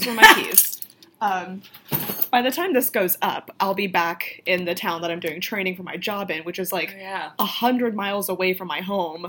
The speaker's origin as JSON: {"language": "English", "region": "Florida", "country": "United States", "accent": "Florida Southern country accent", "said": "I'm from Florida. I got a thick-ass country accent."}